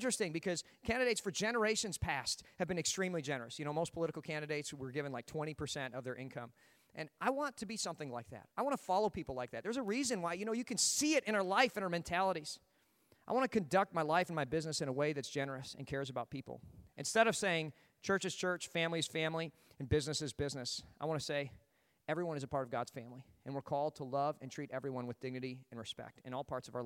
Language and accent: English; United States; as an American